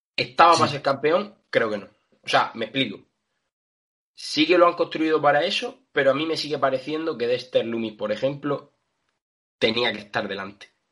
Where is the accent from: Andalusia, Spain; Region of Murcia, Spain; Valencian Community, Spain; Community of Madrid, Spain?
Region of Murcia, Spain; yo soy murciano